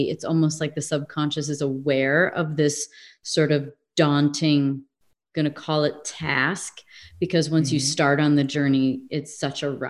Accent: Midwest, United States; also born or lived in England / California; now in Arizona, United States; if i lived in england for a while i grew up in the Midwest. I lived sort of in the South.

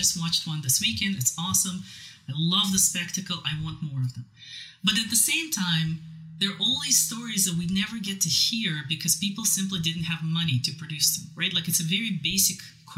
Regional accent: Siberia, Ural Mountains, Russia; moved away; I'm originally from Siberia, Ural Mountains

